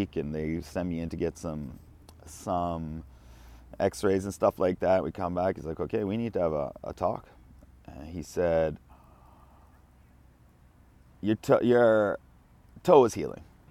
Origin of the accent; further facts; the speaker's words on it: Kamloops, British Columbia, Canada; moved away as an adult; now in Japan; my parents drove me back to Kamloops, my hometown